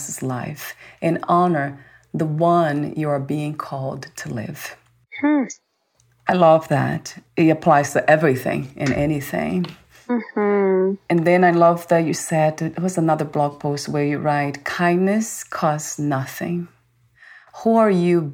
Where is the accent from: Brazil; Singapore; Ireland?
Brazil; moved away; I was born in Brazil